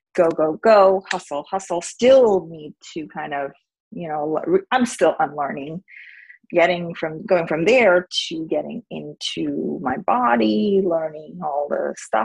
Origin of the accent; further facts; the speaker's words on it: India; moved away as an adult; now in United States; I grew up in India. I went to college in America, and I came here when I was 18